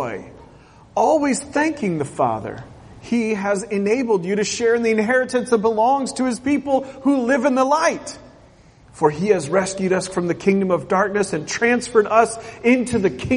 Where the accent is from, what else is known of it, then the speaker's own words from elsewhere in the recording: Portland, Oregon, United States; moved away; I grew up in Portland, Oregon, a town where there were plenty of pastors that said, God will never visit that city